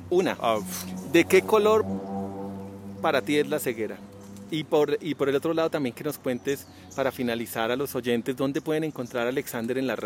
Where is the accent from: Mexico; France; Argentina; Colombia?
France; Spanish is a second language; Soy francés.